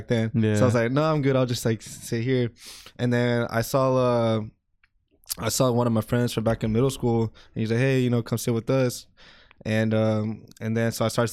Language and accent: English; Texas, United States; Our home, Rome, Texas